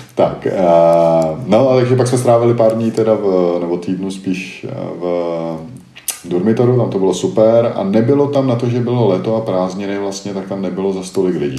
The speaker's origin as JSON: {"language": "Czech", "country": "Czechia", "said": "jsem Čech"}